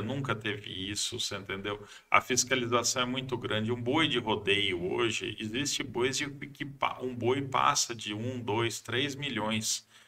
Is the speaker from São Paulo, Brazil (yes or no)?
yes; Marília, São Paulo, Brazil; moved away as an adult; also born or lived in Acre; tentei fugir de Marília